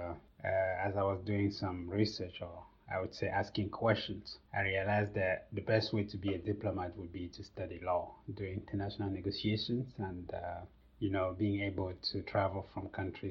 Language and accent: English; Cameroon; moved away as an adult; also born or lived in Yaoundé, Cameroon / Cape Town, South Africa; now in United States; I grew up in a small village in Cameroon called Bamenge. I was born there and I went to primary school there